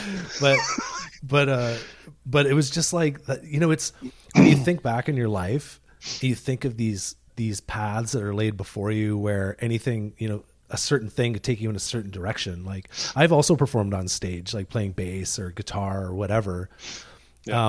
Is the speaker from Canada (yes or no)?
yes; Deep River, Ontario, Canada; now in British Columbia, Canada; I grew up in Deep River, Ontario